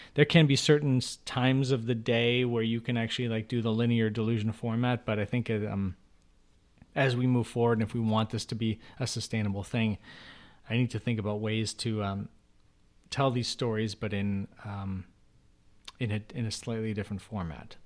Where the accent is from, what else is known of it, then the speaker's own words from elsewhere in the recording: Chicago, Illinois, United States; I grew up in Chicago